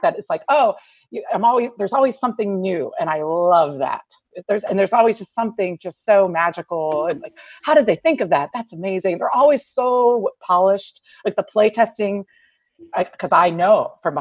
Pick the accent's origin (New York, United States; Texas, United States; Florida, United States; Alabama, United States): Texas, United States; Houston; I am from Houston